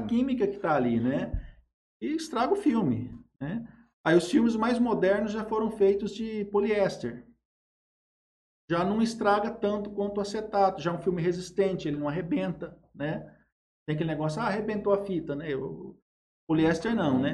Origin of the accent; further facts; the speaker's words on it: Jales, São Paulo, Brazil; also born or lived in Araçatuba; Eu nasci em Jales em 1977, eu estou com 45 anos. Sempre morei em Jales, né?